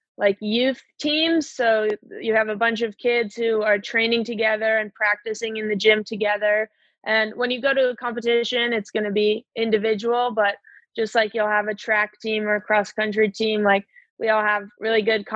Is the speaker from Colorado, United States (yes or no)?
no; Bay Area, California, United States; moved away as an adult; now in Salt Lake City, United States; I moved here from the Bay Area in June